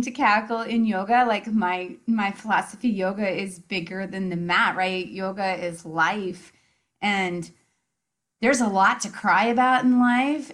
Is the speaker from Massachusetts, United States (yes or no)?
no; Indiana, United States; moved away as an adult; also born or lived in Chicago, Illinois; now in Marietta, Georgia, United States; I'm from Indiana